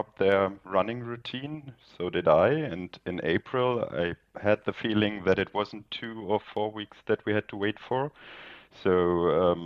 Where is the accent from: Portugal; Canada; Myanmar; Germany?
Germany; Northern Germany; now in Munich, Germany; originally from the north of Germany, but now living in Munich.